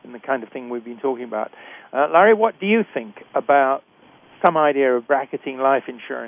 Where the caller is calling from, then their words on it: Canada; obviously I'm speaking from Canada